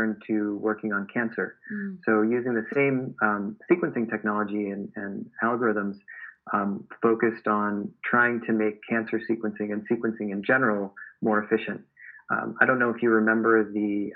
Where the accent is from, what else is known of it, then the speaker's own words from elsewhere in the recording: Marion, Massachusetts, United States; moved away as an adult; I grew up in Boston. Actually, it was about an hour south of Boston in a little town called Marion.